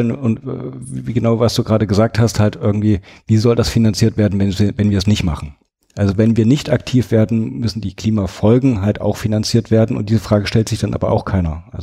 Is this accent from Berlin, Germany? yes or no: no; Thuringia, Germany; Das ist eine große Herausforderung für mich, weil ich bin in Thüringen aufgewachsen. Da gibt es praktisch Fleisch zu Fleisch als Beilage.